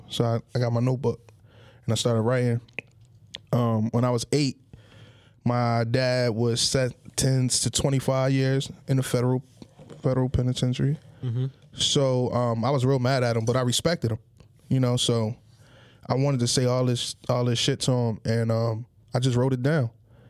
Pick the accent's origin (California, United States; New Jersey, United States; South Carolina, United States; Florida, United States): New Jersey, United States; Atlantic City; growing up in Penny Village is one of the worst projects in Atlantic City.